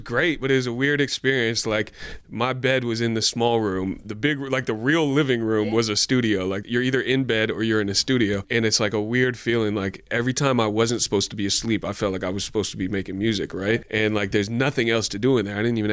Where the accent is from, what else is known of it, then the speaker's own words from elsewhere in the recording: North Bay, California, United States; I didn't grow up in the Bay, but I grew up in the North Bay